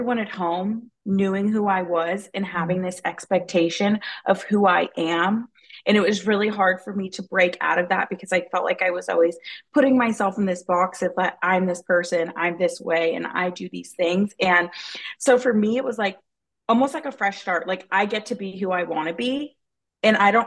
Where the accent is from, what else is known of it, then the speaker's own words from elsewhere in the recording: Texas, United States; moved away as an adult; also born or lived in Florida; now in Arizona, United States; I grew up in Texas